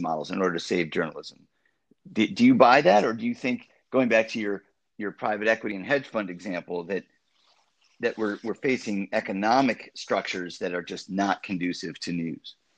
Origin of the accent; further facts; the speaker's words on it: Wisconsin, United States; I'm from Wisconsin